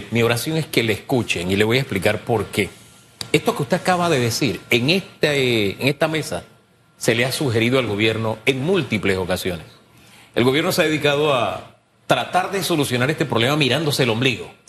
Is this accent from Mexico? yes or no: no; Panama; Somos panameños y tenemos que entendernos.